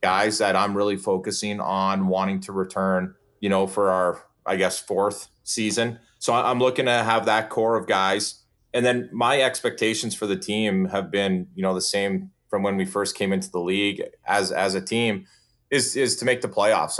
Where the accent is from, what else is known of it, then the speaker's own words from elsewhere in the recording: Saskatchewan, Canada; moved away as an adult; now in Portland, United States; I'm from Saskatchewan